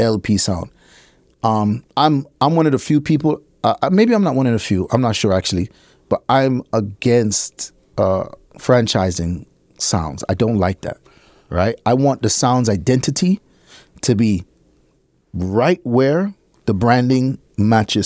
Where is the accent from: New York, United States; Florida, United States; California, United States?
New York, United States; I was born in fucking New York